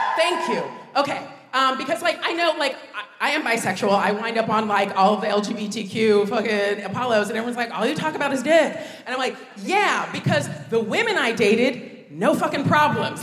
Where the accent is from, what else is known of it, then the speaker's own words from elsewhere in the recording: United States; moved away as an adult; now in United Kingdom; growing up in America